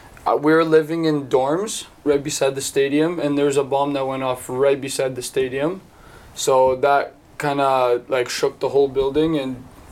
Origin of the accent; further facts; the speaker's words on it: Winnipeg, Manitoba, Canada; also born or lived in Odesa, Ukraine; now in Kamloops, Canada; So I'm originally from Odessa, Ukraine. That's where I was born, and then when I was 2 years old, I ended up immigrating to Winnipeg with my family. And then from then on, I just ended up staying in Winnipeg and growing up there.